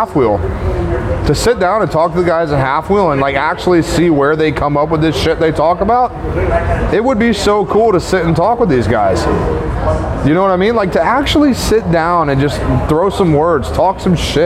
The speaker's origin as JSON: {"language": "English", "country": "United States", "said": "being an American"}